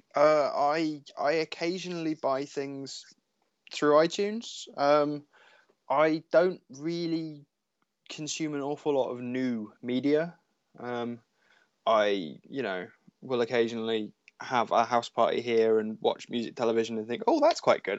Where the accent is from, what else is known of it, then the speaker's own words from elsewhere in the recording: Cornwall, South West England, United Kingdom; where and how I grew up in Cornwall, because everything is so far away